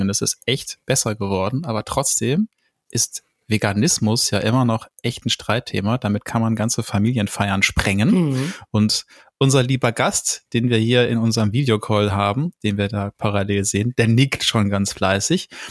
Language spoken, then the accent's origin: German; Germany; wo ich aufgewachsen bin, im Westen und im Norden